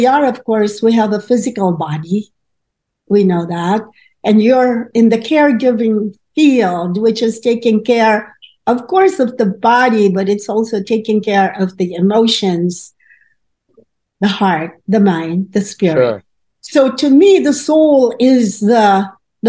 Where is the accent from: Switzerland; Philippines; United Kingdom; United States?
Philippines; moved away as an adult; I was coming from the Philippines, as you may know. It's a predominantly Catholic country.